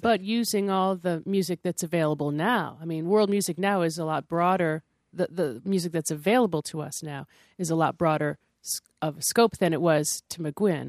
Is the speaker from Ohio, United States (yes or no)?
no; Syracuse, New York, United States; when I was growing up in Syracuse